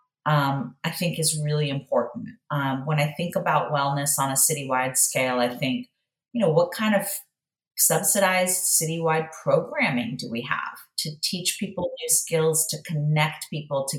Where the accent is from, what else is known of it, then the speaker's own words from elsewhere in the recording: United States; also born or lived in Iran; I was born in the United States, but my family is from another country